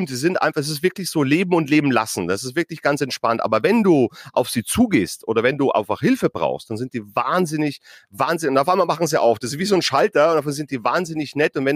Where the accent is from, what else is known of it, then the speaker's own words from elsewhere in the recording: Bavaria, Germany; ich komme aus Bayern, ich komme vom Land, äh, ich habe meine Ferien immer auf dem Campingplatz verbracht.